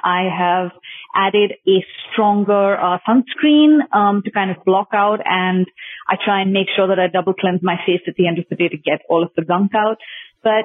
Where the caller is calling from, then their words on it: New Delhi, Delhi, India; I'm calling you from India.